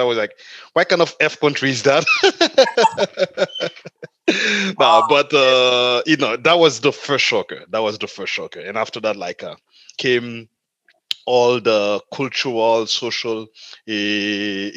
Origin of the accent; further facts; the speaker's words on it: Port-au-Prince, Ouest, Haiti; moved away as an adult; also born or lived in Minnesota, United States / New York, United States / Atlanta, United States; now in Europe; I'm from Haiti, the Caribbean. So I grew up there